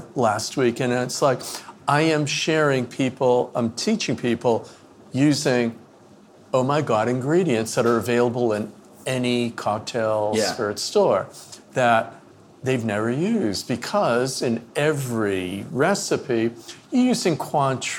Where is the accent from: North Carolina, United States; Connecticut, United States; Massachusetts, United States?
Massachusetts, United States; moved away as an adult; now in Maine, United States; I grew up in Massachusetts